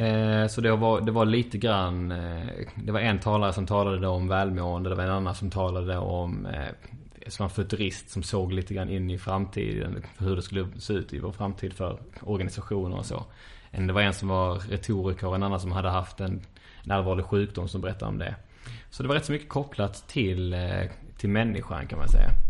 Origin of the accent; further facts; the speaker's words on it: Sweden; som svenskar här